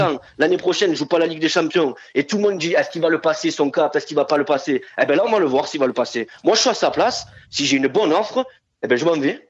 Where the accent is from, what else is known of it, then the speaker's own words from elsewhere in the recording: Marseille, Provence-Alpes-Côte d'Azur, France; en tant que Marseillais